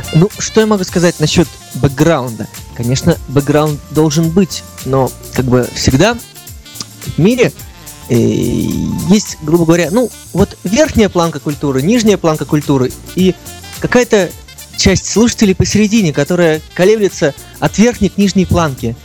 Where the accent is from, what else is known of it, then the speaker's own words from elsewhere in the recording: Saint Petersburg, Russia; Я всю жизнь прожил в Петербурге, пока